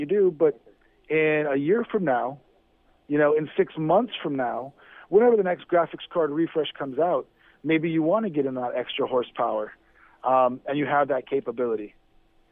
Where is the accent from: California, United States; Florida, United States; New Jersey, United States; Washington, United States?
Florida, United States; Miami; I'm from Miami, guys, so there's a word that we like to throw around often down here